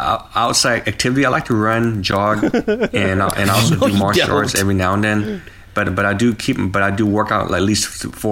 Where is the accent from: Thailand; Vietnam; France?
Vietnam; born there; because I'm Chinese, but I was born in Vietnam.